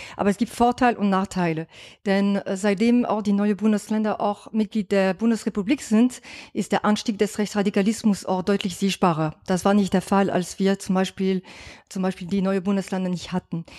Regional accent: France; German is a second language; now in Germany; ich als Französin, ich bin nicht gebürtige Deutsche

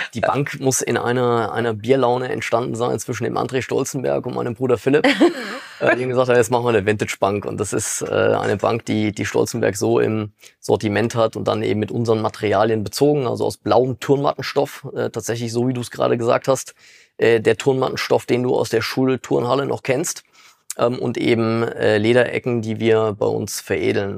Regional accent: Frankfurt, Hesse, Germany; moved away; also born or lived in Dornburg; Wir kommen ja gar nicht aus dem Westerwald. Ne? Wir mhm. kommen ja tatsächlich aus Frankfurt eigentlich

